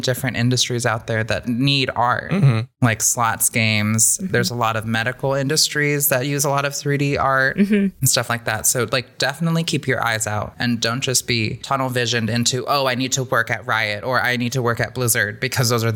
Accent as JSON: {"language": "English", "region": "California", "country": "United States", "tie": "born or raised there", "moved": "yes", "said": "growing up in California, you are exposed to a lot more people, cultures"}